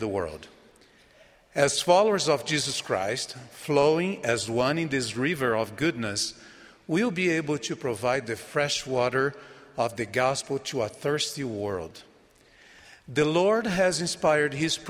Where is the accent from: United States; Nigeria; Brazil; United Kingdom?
Brazil; first language Portuguese; English is a second language; My home country of Brazil